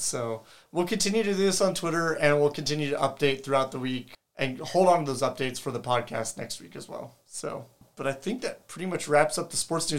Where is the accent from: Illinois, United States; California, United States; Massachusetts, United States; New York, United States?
California, United States; San Diego; growing up in San Diego, I've gone to a couple games in Mexico, and Tijuana to see the Cholos play.